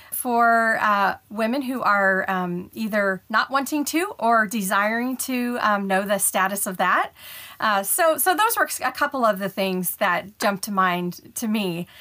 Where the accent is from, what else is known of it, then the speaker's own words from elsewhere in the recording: Ohio, United States; moved away as an adult; now in Houston, United States; I was born and raised in Ohio, and I had not left Ohio yet. You know, all my schooling was there, all my jobs were there.